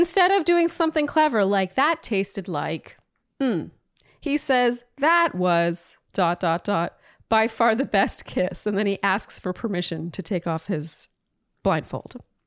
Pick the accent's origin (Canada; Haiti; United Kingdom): Canada; now in United States; the resident Canadian here